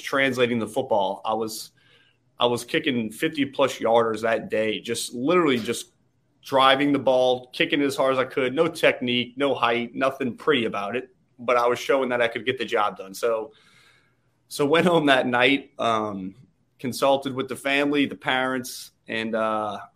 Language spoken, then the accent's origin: English; New Orleans, Louisiana, United States; moved away as an adult; now in Southern California, United States; Born and raised in New Orleans, Louisiana.